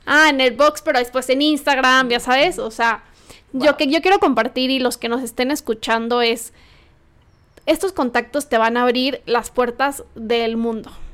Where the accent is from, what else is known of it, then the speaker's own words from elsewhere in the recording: Morelia, Michoacán, Mexico; moved away as an adult; now in Mexico City, Mexico; las dos somos de Morelia, llegamos a vivir literal a la Ciudad de México sin ningún conocido